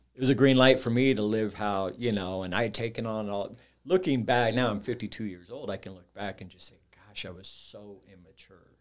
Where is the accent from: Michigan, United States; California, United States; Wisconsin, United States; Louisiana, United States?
California, United States; Orange County, Southern; now in Saint Louis, United States; I grew up in Southern California, Orange County.